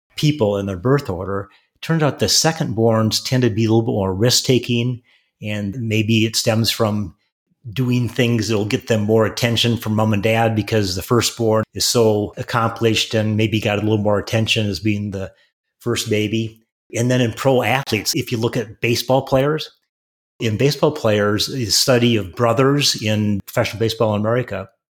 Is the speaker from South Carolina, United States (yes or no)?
no; Wisconsin, United States; I grew up in Wisconsin, small town, small college town.